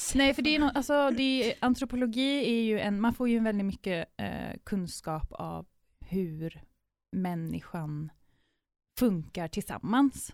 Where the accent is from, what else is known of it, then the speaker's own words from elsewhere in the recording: Sweden; moved away as an adult; now in Amsterdam, Netherlands; jag är svensk, så jag låter lite, kanske lite annorlunda